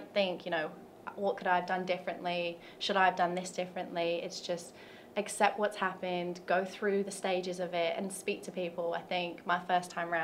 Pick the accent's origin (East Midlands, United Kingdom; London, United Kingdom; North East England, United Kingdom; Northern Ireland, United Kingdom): London, United Kingdom; moved away as an adult; now in Tennessee, United States; I'm from London, England